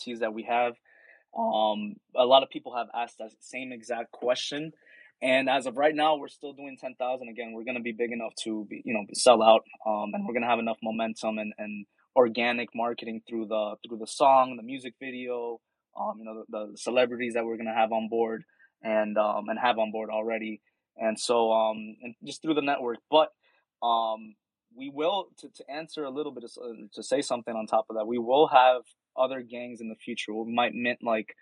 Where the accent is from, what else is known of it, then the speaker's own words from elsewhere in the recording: Miami, Florida, United States; I'm from Miami. There's a big Haitian community here